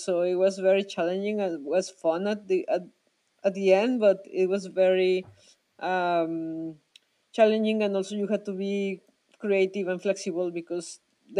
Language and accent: English; Mexico; moved away as an adult; also born or lived in Switzerland; I'm from Mexico